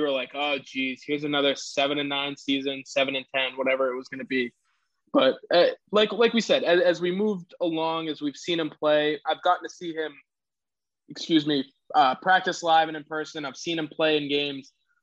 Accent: New England, United States; moved away; also born or lived in Texas; I'm from the New England area

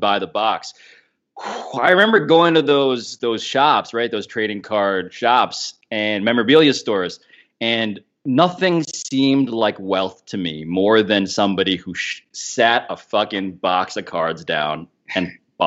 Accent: New York City, New York, United States; I'm from New York. Born and raised

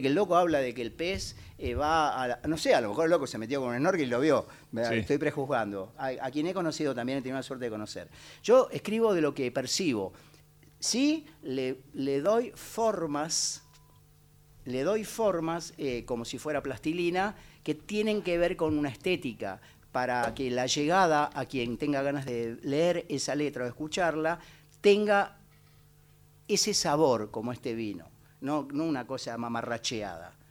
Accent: Buenos Aires, Argentina; Mi lugar es Buenos Aires, yo soy un ratón porteño, vivo en el Bajo Flores

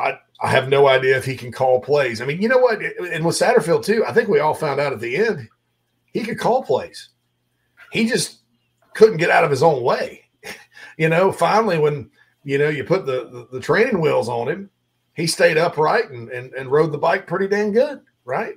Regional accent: Spartanburg, South Carolina, United States; moved away; my home area of the upstate of South Carolina

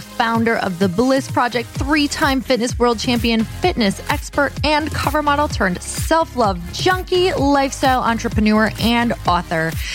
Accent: Michigan, United States; I'm from Michigan

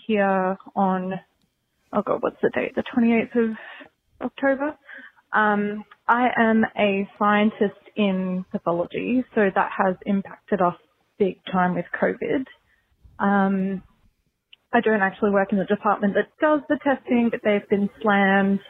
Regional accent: Australia; accent: Australian; now in Brisbane, Australia; if you can't already tell from my accent, I'm Australian.

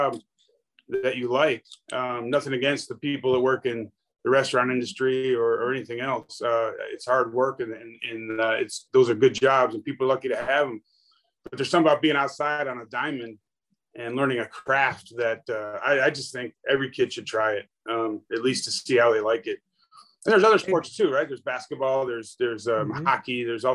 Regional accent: Buffalo, New York, United States; moved away; also born or lived in California; I grew up in Buffalo, New York. And when I moved to California

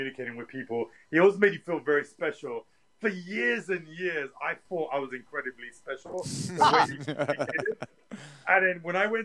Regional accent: London, United Kingdom; growing up in Tottenham

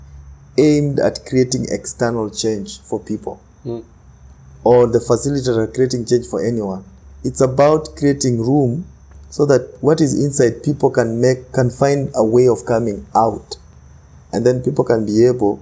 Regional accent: Kenya; I'm Kenyan

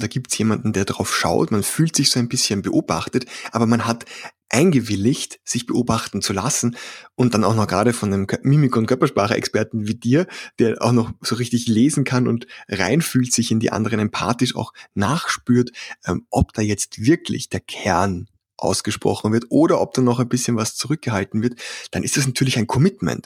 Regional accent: Vienna, Austria; accent: Austrian; Ich komme aus dem schönen Wien, was den etwas merkwürdigen Dialekt erklärt. Ja, ich bin ein Ösi

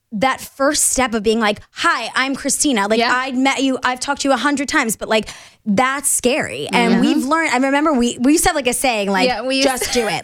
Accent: New York, United States; I'm from New York

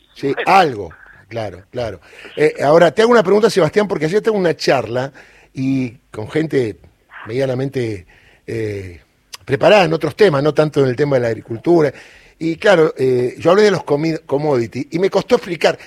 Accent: Córdoba, Argentina; Córdoba, mi provincia natal

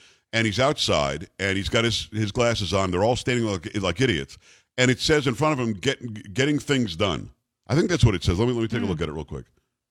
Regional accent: Metro New York, United States; moved away; I'm from Metro New York originally.

